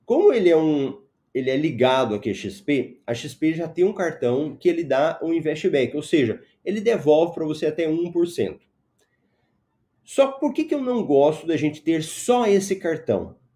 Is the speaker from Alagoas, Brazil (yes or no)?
no; Goiânia, Goiás, Brazil; now in Cuiabá, Brazil; na realidade eu sou de Goiânia, mas eu moro em Cuiabá. Aí ah, já tem uns 10 anos que eu já tô aqui, já tô quase virando cuiabano já.